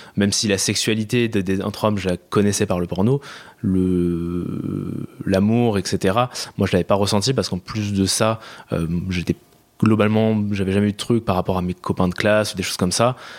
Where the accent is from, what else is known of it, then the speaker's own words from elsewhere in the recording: Paris region, Île-de-France, France; J'ai grandi en région parisienne, banlieue proche